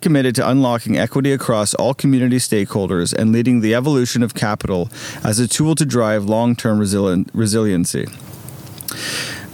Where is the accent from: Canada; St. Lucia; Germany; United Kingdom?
Canada; Toronto, Ontario; I grew up around Bayview and Finch area, between Steeles and Finch, off in Bayview